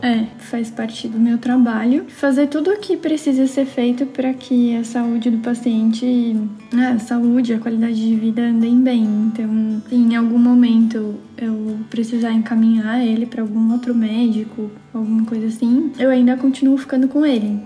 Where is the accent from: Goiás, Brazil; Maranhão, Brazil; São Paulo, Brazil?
São Paulo, Brazil; São Paulo. Uhum. Minha família, desde, acho que faz um tempinho, que é do Jaraguá